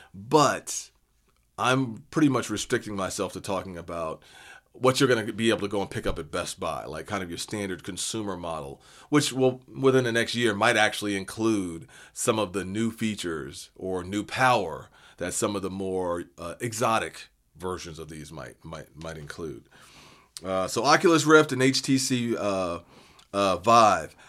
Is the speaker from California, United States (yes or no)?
no; Seattle, Washington, United States; I'm from Seattle